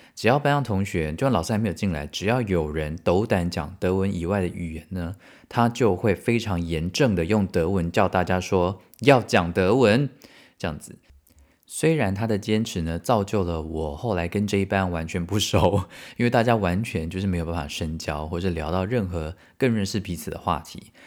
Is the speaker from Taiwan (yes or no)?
yes; Taiwan; moved away as an adult; now in Germany; 我从台湾来的